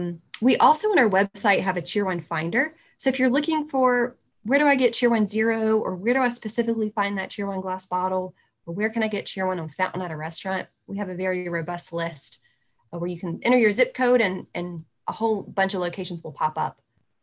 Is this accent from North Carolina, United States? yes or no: yes; Piedmont, Lexington area, North Carolina, United States; You know, where I'm from, it's more that Piedmont, Lexington style barbecue.